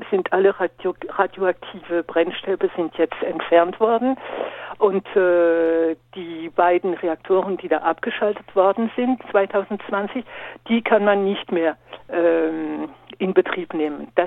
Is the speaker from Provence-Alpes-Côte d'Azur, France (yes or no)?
no; Grand Est, France; Aber es ist noch nicht aus im Nachbarland für Deutschland, also bei uns in Frankreich.